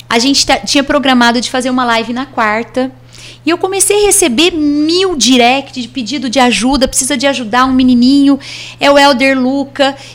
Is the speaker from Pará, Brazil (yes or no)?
no; Batatais, São Paulo, Brazil; ah, de onde você é? De Batatais, nossa, a cidade daquela chacina.